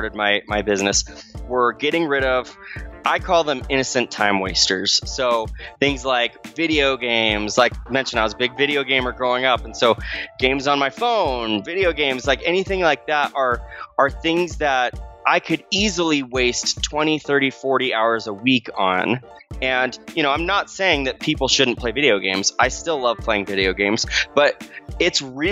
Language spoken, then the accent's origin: English; Arizona, United States; moved away; I grew up in Arizona